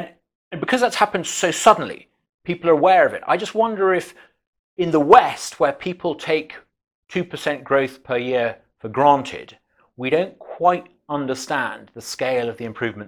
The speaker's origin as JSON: {"language": "English", "country": "Uganda", "tie": "born or raised there", "said": "I mean, I have a very different background. I grew up in Uganda in the 1970s, Central Africa."}